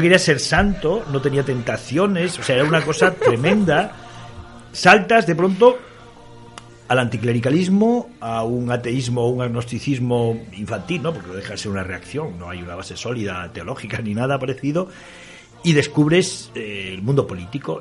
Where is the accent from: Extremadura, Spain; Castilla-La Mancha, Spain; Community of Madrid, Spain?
Extremadura, Spain; born or raised there; moved away as an adult; also born or lived in Galicia / Asturias / Zamora